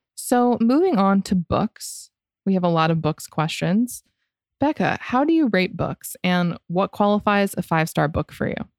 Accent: Florida, United States; I grew up in Florida

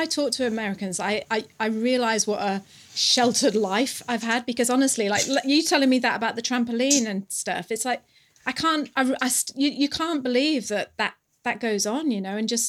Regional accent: United Kingdom; now in New Zealand; I think coming from the UK

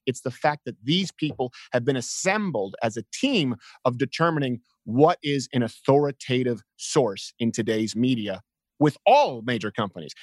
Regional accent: Montreal, Quebec, Canada; moved away; I was raised in the South Shore of Montreal

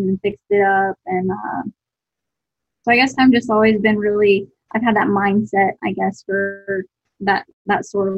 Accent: Buford, Georgia, United States; also born or lived in Lawrenceville, Georgia; I grew up in Buford, Georgia.

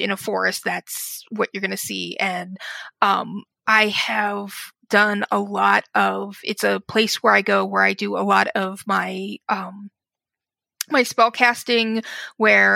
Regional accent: Wyoming, United States; moved away; also born or lived in Chicago area, Illinois; I grew up in Wyoming, and I'm back in Wyoming now. And in between that, I ended up living in Illinois, right outside of Chicago

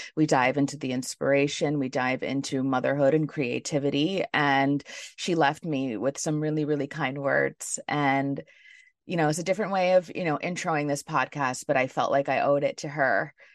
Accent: New York City, New York, United States; I was born and raised in New York City

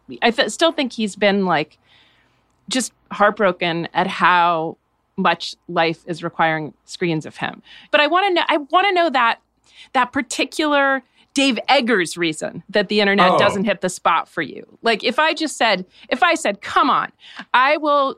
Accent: New Hampshire, United States; Growing up in New Hampshire

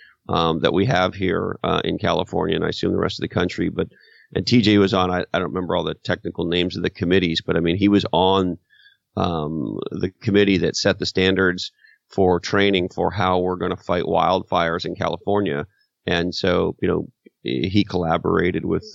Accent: Canada; moved away; my home country of Canada

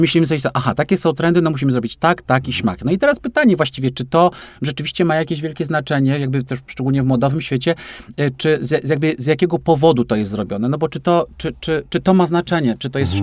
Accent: Poland; also born or lived in Łódź; żyjący tu, gdzie, gdzie żyję i tu się urodziłem, w takim kraju

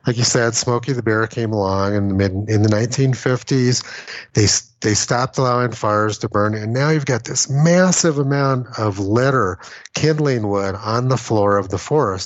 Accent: Los Alamos, New Mexico, United States; moved away; I'm from Los Alamos, New Mexico

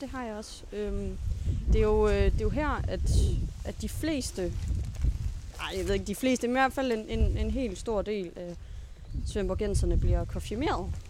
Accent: Svendborg, Southern Denmark, Denmark; moved away as an adult; now in Aarhus, Denmark; jeg er jo blevet født på Tåsinge, men, men jeg siger, at jeg er fra Svendborg

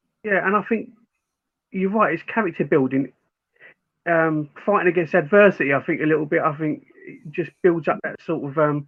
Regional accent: Forest Gate, London, United Kingdom; I think for me, I grew up in Forest Gate. My mum's side of the family are all West Ham.

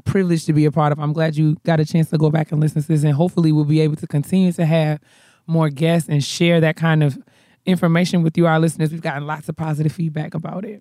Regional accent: New York, United States; I'm from New York

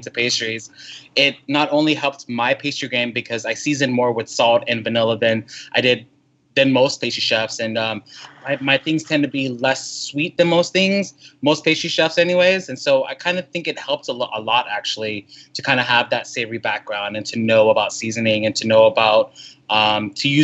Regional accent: Houston, Texas, United States; growing up in Houston, I remember like, oh my God, summertime means I got to bring like 3 shirts with me in the car

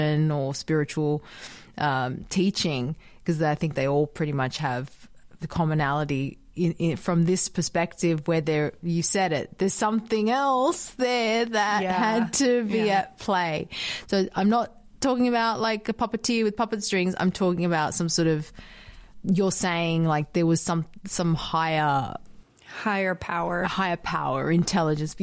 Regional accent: Australia; moved away as an adult; also born or lived in Dubai / United States; I moved away from Australia, ended up in Dubai, met Omar there. We ended up in the States. We're now back in Australia

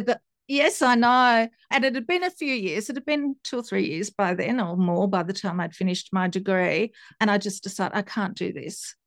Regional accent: Tasmania, Australia; also born or lived in Italy / Sydney; I grew up in Tasmania

